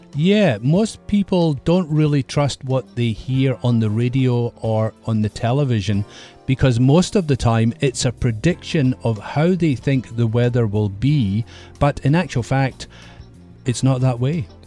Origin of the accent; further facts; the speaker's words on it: Scotland, United Kingdom; in my country, Scotland, we have lots of mist in the hills.